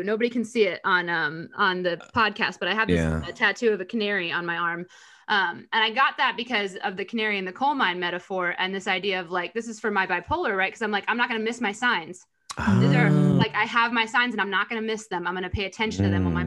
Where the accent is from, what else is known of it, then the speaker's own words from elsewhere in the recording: United States; growing up in America